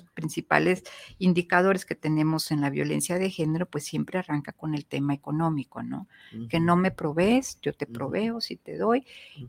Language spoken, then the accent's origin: Spanish; Mexico; como mexicanas